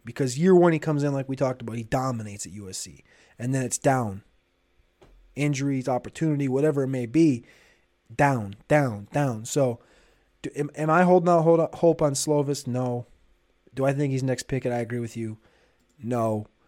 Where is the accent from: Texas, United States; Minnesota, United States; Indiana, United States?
Minnesota, United States; also born or lived in North Dakota; I grew up in Minnesota.